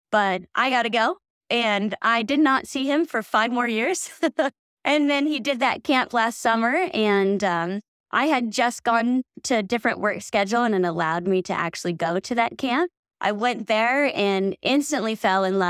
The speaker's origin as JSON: {"language": "English", "town": "Sacramento", "region": "California", "country": "United States", "tie": "born or raised there", "lives_now": "Truckee, United States", "said": "growing up in Sacramento, like, I grew up on a dead-end street where we all played sports"}